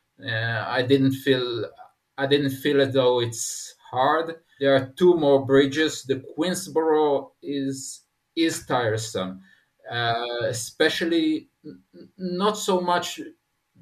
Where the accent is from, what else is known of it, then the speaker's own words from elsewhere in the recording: Israel; I'm coming from Israel